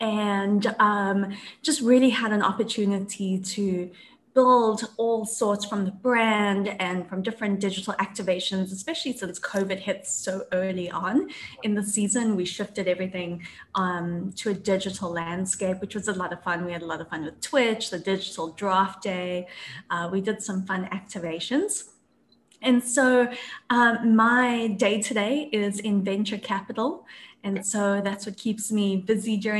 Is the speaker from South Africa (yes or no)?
yes; Benoni, Gauteng, South Africa; moved away as an adult; also born or lived in Kentucky / Atlanta; I am originally from Johannesburg, South Africa, and actually a really tiny town in South Africa.